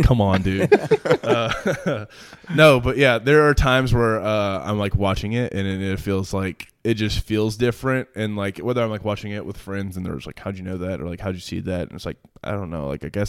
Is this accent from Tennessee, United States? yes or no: yes; Nashville, Tennessee, United States; everyone knew that I was from Nashville, but they didn't know that like I was a Titans fan of my entire life.